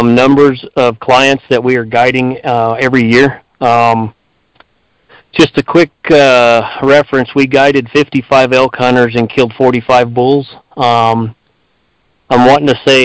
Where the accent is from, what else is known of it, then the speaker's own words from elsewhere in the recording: Ruidoso, New Mexico, United States; I was born and raised here in Ridoso, so I've been here my entire life